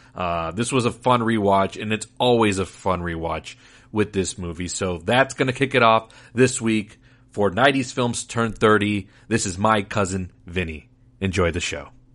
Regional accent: Laredo, Texas, United States; the theaters that we had growing up in Laredo, Texas

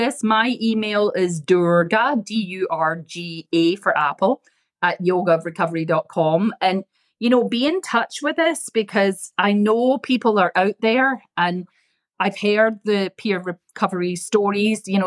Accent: Scotland, United Kingdom; moved away; I come from Scotland, so we're frugal

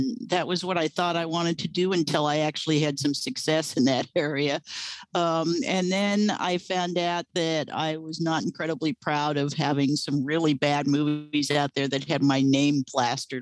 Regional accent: Los Angeles, California, United States; I grew up in the Southern California area. I am born and raised Los Angelino

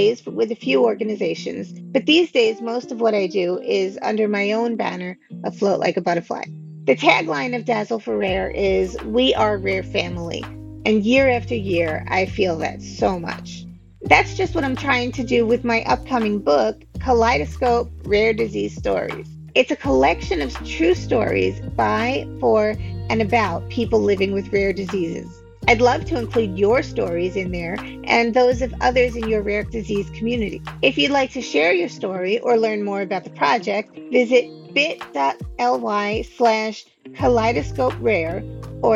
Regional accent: New York, United States; I'm from New York, so I spell it the way we say it, like butter.

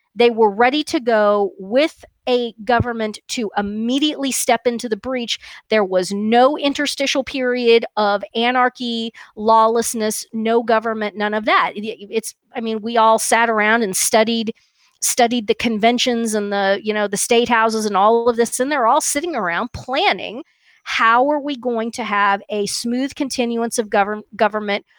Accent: Kansas, United States; where I grew up in Kansas was, you know, almost completely Protestant

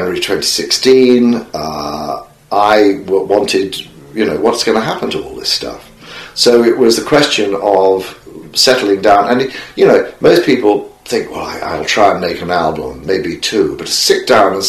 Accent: England, United Kingdom; moved away as an adult; also born or lived in California; I was homesick for England

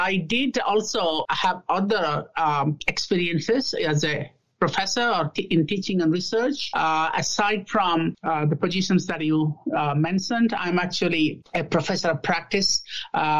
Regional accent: India; also born or lived in Australia / Canada / Singapore / United Kingdom; now in United States; I was born in India

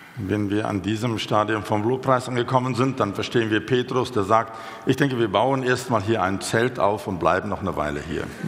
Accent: South Africa; moved away as an adult; also born or lived in Switzerland; now in Germany; Ich bin gebürtiger Südafrikaner. Ich lebe jetzt seit etwas mehr als einem Jahrzehnt in Deutschland

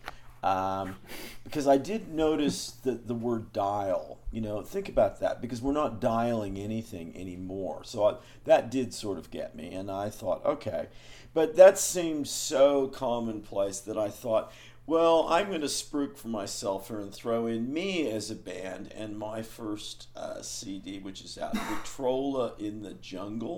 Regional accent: Oakland, California, United States; I'm from Oakland

